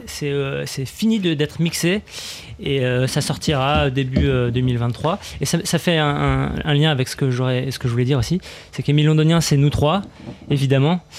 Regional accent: Strasbourg, Grand Est, France; nous, on est strasbourgeois

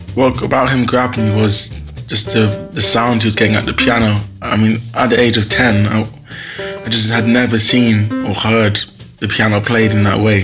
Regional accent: London, United Kingdom; I'm from Hackney

